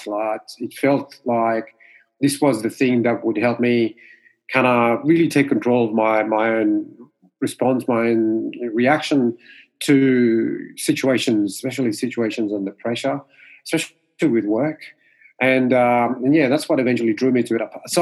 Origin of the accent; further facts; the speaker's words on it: Mauritius; first language Mauritian Creole; English is a second language; moved away as an adult; now in Sydney, Australia; English is my second language. Growing up in Mauritius, we speak more French and Creole, which is our native tongue